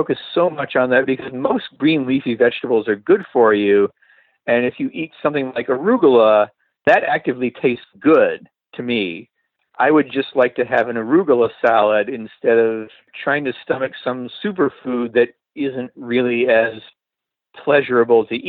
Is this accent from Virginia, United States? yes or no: no; Michigan, United States; moved away as an adult; now in Los Angeles, United States; the stereotypical white people food that I grew up with in the Midwest